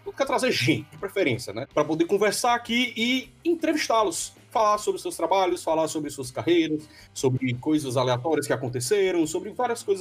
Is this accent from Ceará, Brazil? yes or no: yes; Fortaleza, Ceará, Brazil; moved away; also born or lived in Petrolina; eu sou de Fortaleza